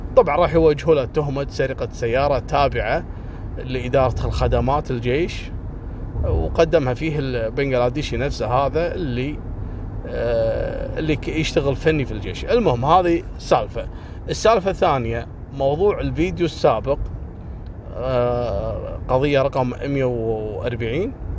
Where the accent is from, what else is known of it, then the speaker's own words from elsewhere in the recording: Kuwait; عندنا في الكويت